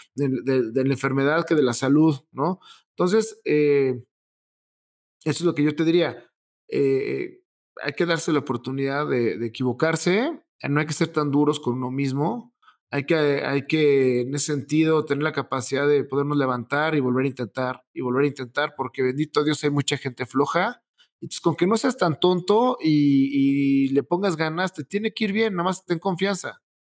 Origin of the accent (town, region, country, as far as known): Mexico